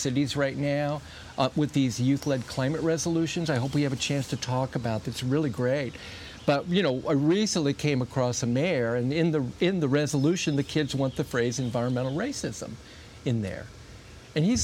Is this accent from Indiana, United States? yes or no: yes; South Bend, Indiana, United States; I grew up in South Bend